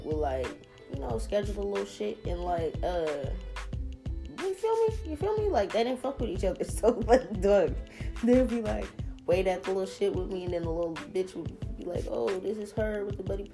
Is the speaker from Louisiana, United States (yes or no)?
yes; New Orleans, Louisiana, United States; moved away; we're from New Orleans